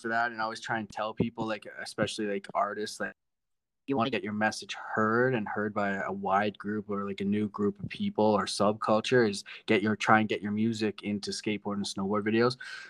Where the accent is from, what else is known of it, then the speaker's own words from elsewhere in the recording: Ontario, Canada; also born or lived in Vancouver; I was born and raised in Ontario. So, in terms of music, I say my hometown is Vancouver.